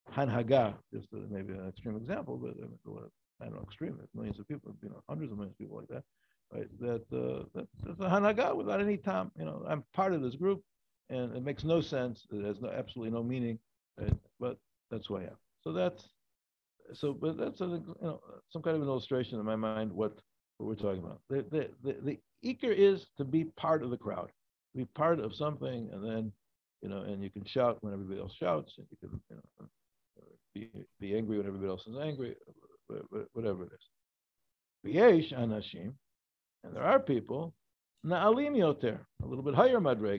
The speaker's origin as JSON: {"language": "English", "town": "Chicago", "region": "Illinois", "country": "United States", "moved": "yes", "said": "I come from Chicago. He's a big sports town"}